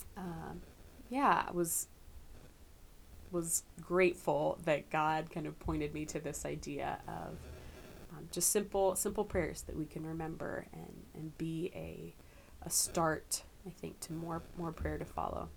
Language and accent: English; Camp Hill, Pennsylvania, United States; moved away as an adult; also born or lived in Lancaster, Pennsylvania / Kentucky; Grew up in Camp Hill.